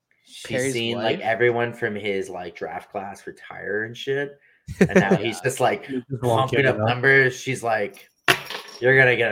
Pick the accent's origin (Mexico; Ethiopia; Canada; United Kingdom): Canada; also born or lived in Winnipeg / Toronto; as a Canadian, me and Brett, we're Canadians.